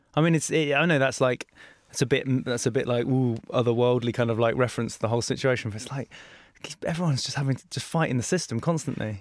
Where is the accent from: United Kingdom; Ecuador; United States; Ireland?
United Kingdom; the British man in me